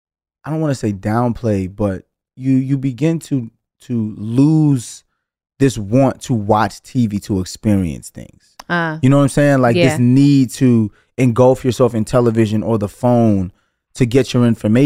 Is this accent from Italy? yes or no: yes; Italy; born there; first language Italian; I was born in Italy. So I was born knowing Italian and English.